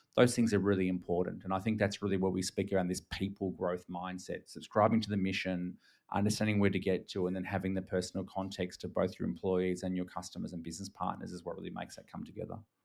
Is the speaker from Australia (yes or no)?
yes; Australia; accent: Australian; now in Singapore; I'm actually Australian. I'm based in Singapore nowadays, but Australian